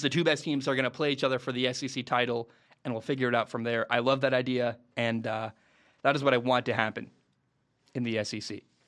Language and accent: English; the Northwest, Pacific Northwest, United States; I grew up in the Northwest